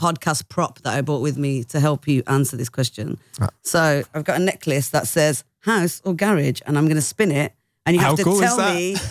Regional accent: India; I'm Indian

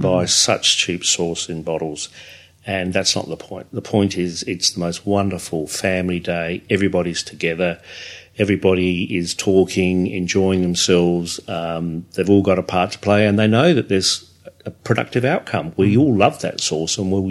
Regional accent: England, United Kingdom; now in Australia; we're English.

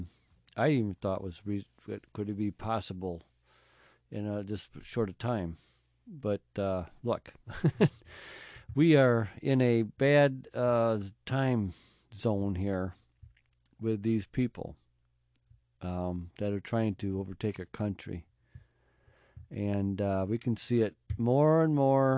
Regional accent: United States; we're American people

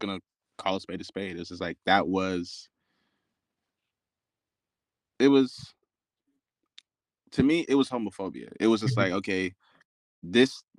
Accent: New York City, New York, United States; moved away; I was born in Queens, born in Far Rockaway

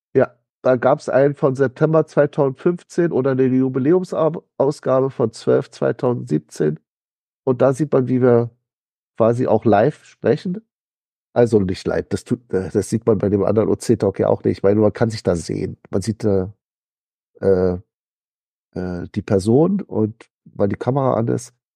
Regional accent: Berlin, Germany; Ich bin ja so als Berliner

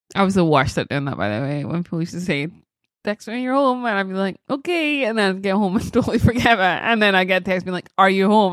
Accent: Scotland, United Kingdom; being Scottish

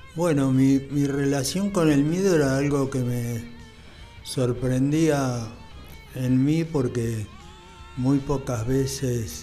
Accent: Buenos Aires, Argentina; yo soy de acá, soy porteño, me siento orgulloso de serlo

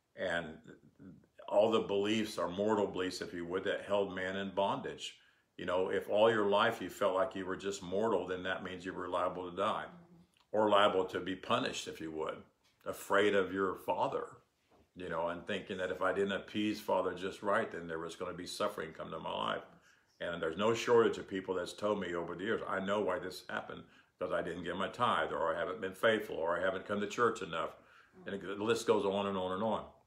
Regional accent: United States; I'm an American, and I'm proud to be an American

